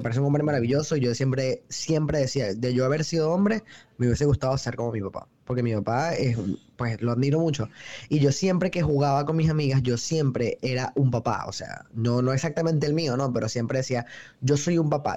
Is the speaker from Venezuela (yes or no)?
yes; Venezuela; moved away as an adult; now in New York, United States; soy realmente de Venezuela, pero vivo en Nueva York desde hace cuatro años